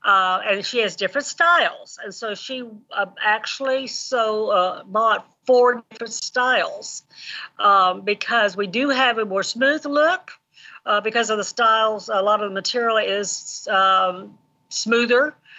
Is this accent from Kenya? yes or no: yes; Kenya; Okay, well, I grew up in Kenya, East Africa, 20 miles away from Obama's grandmother.